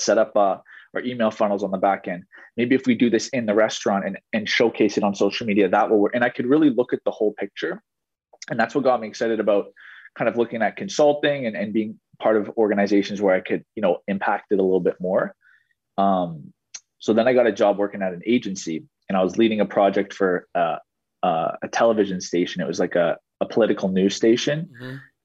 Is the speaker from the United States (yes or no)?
no; Ottawa, Ontario, Canada; I was born and raised here in Ottawa, Ontario, which is in Canada